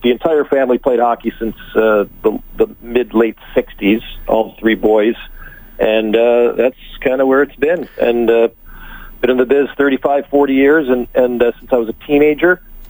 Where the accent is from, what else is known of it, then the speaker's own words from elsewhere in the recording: Michigan, United States; moved away; I'm originally from Michigan. Grew up on the Canadian border. I'm now dual. I grew up, you know, watching Hockey Night in Canada since I was five.